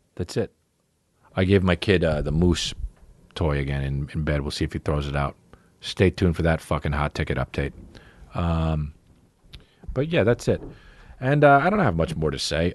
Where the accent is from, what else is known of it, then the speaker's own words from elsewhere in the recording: New Jersey, United States; when I was growing up in New Jersey